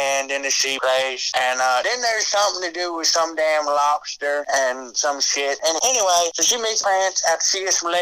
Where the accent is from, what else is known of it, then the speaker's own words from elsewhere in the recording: the South, United States; I'm from the South